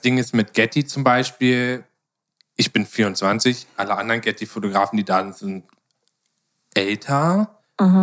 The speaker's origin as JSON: {"language": "German", "country": "Germany", "said": "ich als Deutscher"}